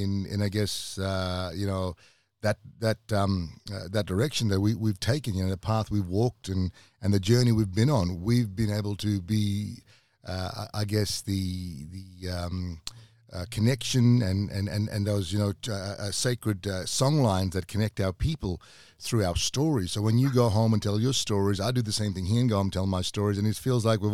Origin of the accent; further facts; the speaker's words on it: Australia; we down here as Aboriginal people do, or First Nations, or Native people to Australia